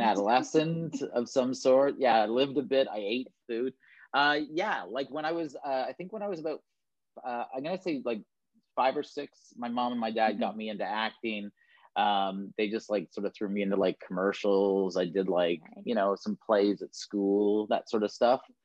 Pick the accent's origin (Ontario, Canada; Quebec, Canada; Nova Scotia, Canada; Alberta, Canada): Ontario, Canada; Toronto; moved away as an adult; now in Vancouver, Canada; I was born and raised in Toronto, Ontario